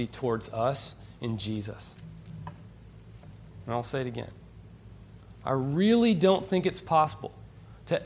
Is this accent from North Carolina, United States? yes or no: yes; Western North Carolina, United States; moved away as an adult; now in Florida, United States; I'm from Western Carolina, and I just moved here a year ago